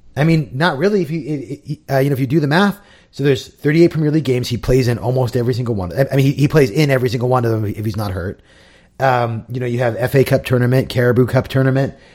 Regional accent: United States; as an American fan

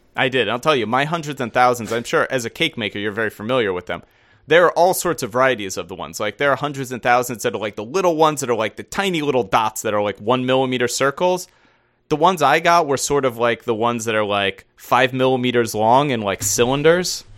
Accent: United States; as an American

